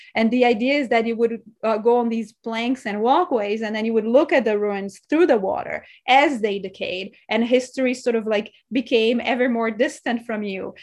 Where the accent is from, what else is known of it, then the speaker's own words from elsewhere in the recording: São Paulo, Brazil; moved away; I'm from Sao Paulo, Brazil. And so to me, growing up there